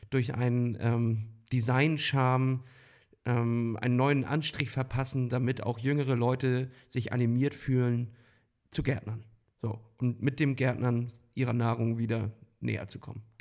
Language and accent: German; Northern Germany, Germany; Hallihallo oder wie man bei uns im Norden sagt, moin moin.